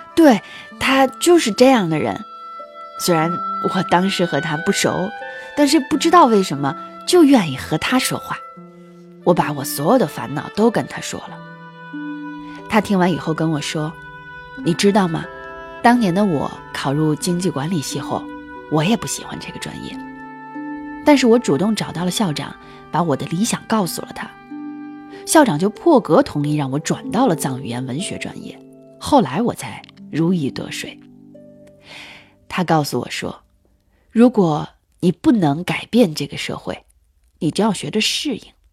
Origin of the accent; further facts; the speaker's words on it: Hainan Tibetan Autonomous Prefecture, Qinghai, China; moved away as an adult; 我老家在青海省的海南藏族自治州。我们的村子啊，是那种特别闭塞的小地方。